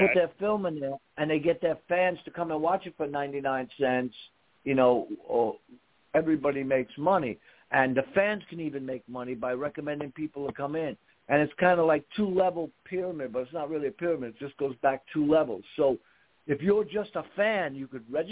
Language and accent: English; New York, United States; I'm a New Yorker